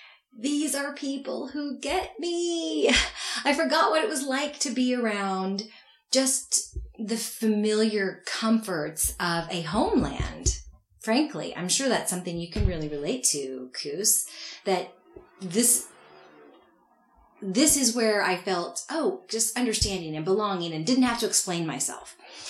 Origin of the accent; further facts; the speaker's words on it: the Ozarks, United States; also born or lived in Mountain Grove, Missouri / Tulsa, Oklahoma / Indonesia; I grew up in the Ozarks. I am not from a very healthy family.